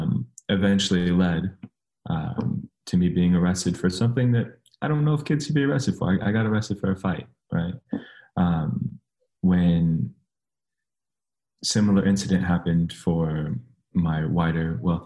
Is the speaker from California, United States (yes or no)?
yes; San Mateo, California, United States; moved away as an adult; now in Sacramento, United States; I grew up in the Bay Area